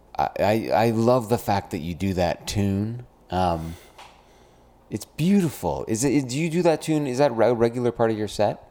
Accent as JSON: {"language": "English", "town": "Brampton", "region": "Ontario", "country": "Canada", "said": "I come from Brampton, Ontario."}